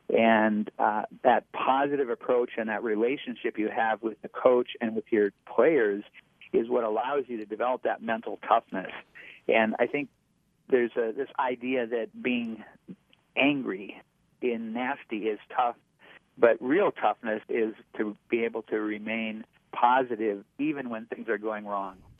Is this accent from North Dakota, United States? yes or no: yes; North Dakota, United States; I grew up in North Dakota. I'm a, a plains guy